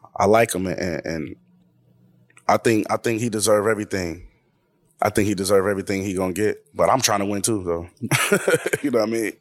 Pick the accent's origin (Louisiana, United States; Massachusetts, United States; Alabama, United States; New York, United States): New York, United States; Buffalo; I'm the guy from Buffalo